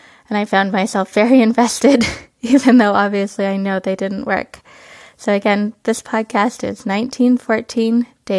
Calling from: Truckee, California, United States; from Truckee, California.

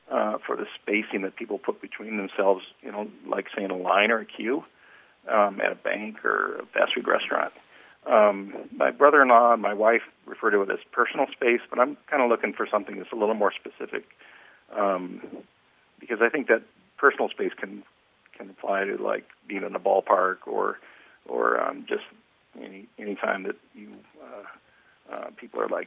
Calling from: Reno, Nevada, United States; Reno, Nevada.

